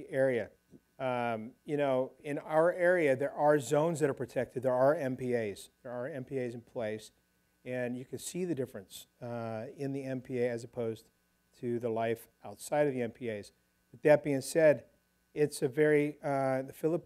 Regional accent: California, United States; I grew up diving here in California

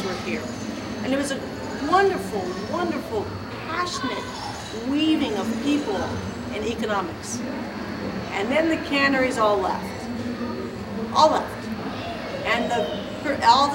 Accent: San Diego, California, United States; I grew up in Point Loma

